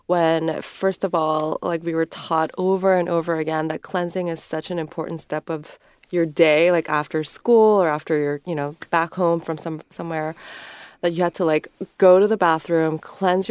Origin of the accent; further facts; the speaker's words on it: South Korea; moved away; we were born and raised in Korea. We lived in different parts of the world